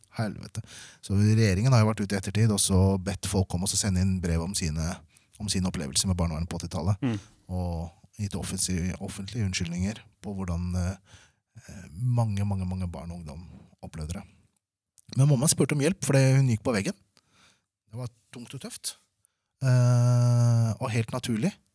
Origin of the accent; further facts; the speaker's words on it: Norway; also born or lived in Manila, Philippines; Og så kom jeg til Norge når jeg var fire år.